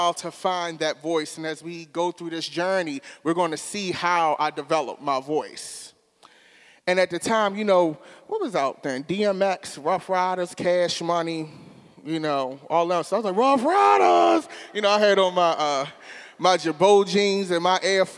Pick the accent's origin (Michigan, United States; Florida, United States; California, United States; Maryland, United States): Maryland, United States; Baltimore; I grew up in West Baltimore City.